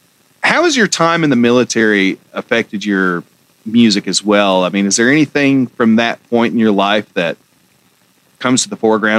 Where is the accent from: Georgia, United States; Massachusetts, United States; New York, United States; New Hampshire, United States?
Georgia, United States; Well, I mean, I'm from Georgia and right below Tennessee